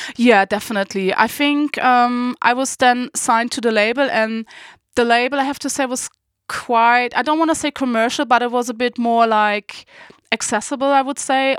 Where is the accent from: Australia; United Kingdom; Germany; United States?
Germany; Berlin; also born or lived in Saarbrücken; I was going back home to my hometown, Berlin